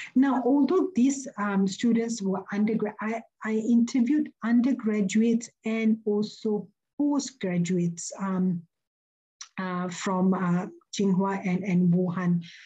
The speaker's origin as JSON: {"language": "English", "country": "Malaysia", "moved": "as an adult", "lives_now": "Melbourne, Australia", "said": "I am a Malaysian. I'm an international academic residing and working in, in Melbourne, Australia."}